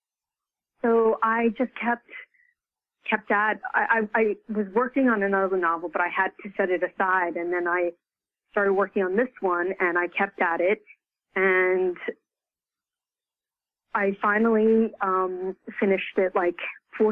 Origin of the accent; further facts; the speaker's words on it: United States; I'm Chinese American